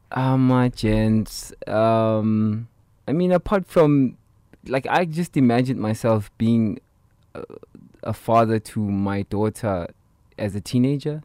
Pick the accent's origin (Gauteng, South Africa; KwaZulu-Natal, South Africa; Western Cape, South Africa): Gauteng, South Africa; Soweto; growing up in Soweto